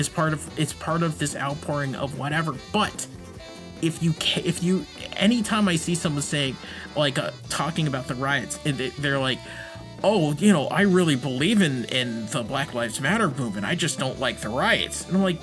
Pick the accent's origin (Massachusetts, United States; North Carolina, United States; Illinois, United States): Massachusetts, United States; I'm from Massachusetts.